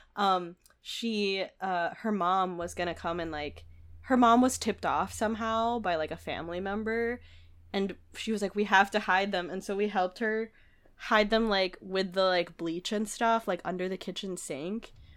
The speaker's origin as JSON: {"language": "English", "town": "Manila", "region": "Metro Manila", "country": "Philippines", "tie": "born or raised there", "moved": "yes", "said": "I grew up in Manila"}